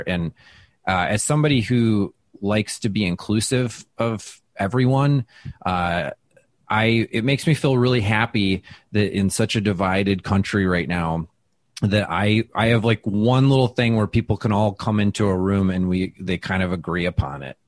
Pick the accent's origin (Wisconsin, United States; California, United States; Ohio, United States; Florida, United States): Wisconsin, United States; moved away as an adult; also born or lived in Minnesota / New York City; I'm from the Midwest